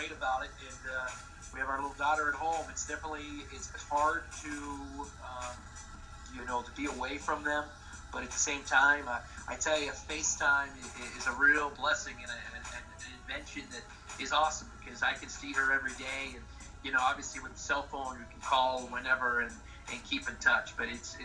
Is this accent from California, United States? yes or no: no; Pittsburgh, Pennsylvania, United States; now in New Orleans, United States; a kid that grew up in Pittsburgh, Pennsylvania